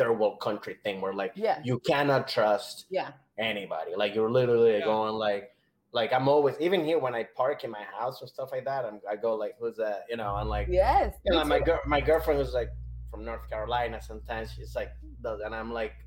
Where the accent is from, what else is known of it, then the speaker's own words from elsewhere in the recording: Venezuela; moved away; I grew up in Venezuela